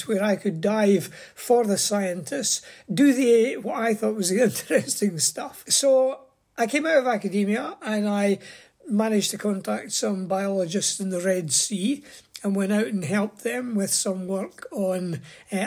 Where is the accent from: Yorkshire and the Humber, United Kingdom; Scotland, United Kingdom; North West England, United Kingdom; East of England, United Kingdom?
Scotland, United Kingdom; I was born in Scotland and went to school and was no more interested in the outside world really than any other wee boy. But I did grow up through the 50s and the 60s